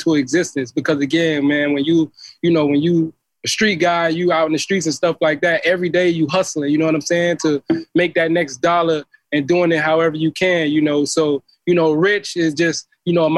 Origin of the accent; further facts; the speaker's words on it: Miami Gardens, Florida, United States; I grew up in Carroll City